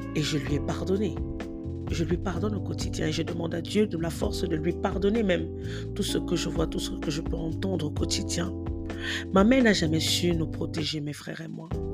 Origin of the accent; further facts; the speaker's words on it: Cameroon; chez nous au Cameroun